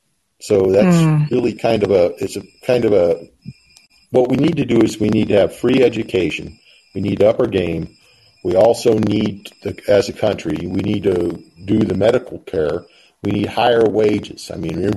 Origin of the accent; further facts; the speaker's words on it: Pacific Northwest, United States; moved away; I was from the Pacific Northwest